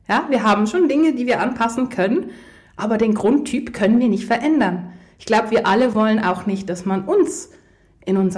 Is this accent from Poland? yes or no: yes; Poland; Ich komme ja aus Polen ursprünglich und hey, Polen, die sind immer sehr herzlich und sehr offen.